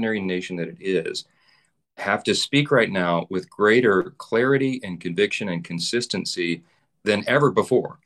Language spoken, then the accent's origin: English; Louisiana, United States; I'm from Louisiana